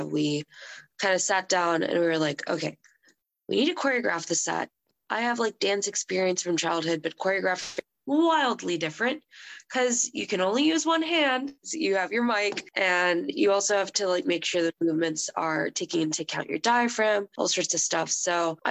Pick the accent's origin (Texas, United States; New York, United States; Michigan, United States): Texas, United States; Houston; moved away; I'm from Houston, and so my family will be there